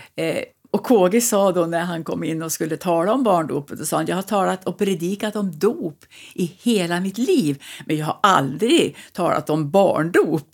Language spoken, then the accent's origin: Swedish; Sveg, Jämtland, Sweden; also born or lived in Östersund / Värmland; now in Husum, Sweden; jag är född i Jämtland och uppvuxen i Sveg i Härjedalen